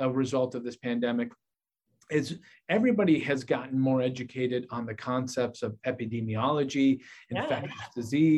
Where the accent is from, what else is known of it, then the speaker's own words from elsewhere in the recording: Portland, Oregon, United States; moved away as an adult; also born or lived in Vancouver, Washington / Philadelphia, Pennsylvania / Washington, D.C.; now in Hattiesburg, United States; Originally, I'm from Portland, Oregon